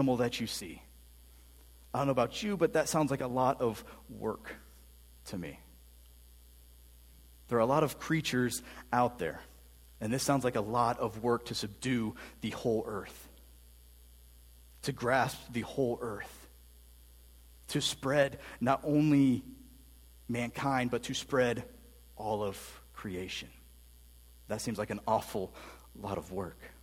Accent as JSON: {"language": "English", "town": "Canton", "country": "United States", "tie": "born or raised there", "moved": "yes", "lives_now": "Fredericksburg, United States", "said": "I grew up in Canton, which is a little bit different than living down here in Fredericksburg now."}